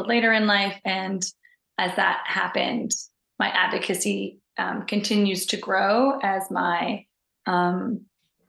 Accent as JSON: {"language": "English", "region": "Newfoundland and Labrador", "country": "Canada", "also_born_or_lived": "Halifax, Nova Scotia", "moved": "as an adult", "lives_now": "Toronto, Canada", "said": "I'm originally from Newfoundland, Canada"}